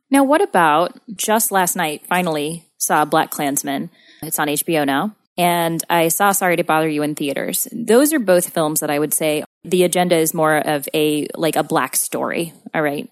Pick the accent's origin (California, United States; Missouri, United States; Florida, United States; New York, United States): Missouri, United States; I grew up in Missouri, not three hours away from Tulsa